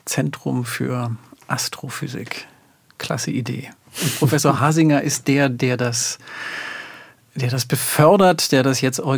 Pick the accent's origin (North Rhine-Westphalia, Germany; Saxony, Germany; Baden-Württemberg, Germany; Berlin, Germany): Saxony, Germany; Görlitz; moved away; viel Freude in meiner alten Heimatstadt.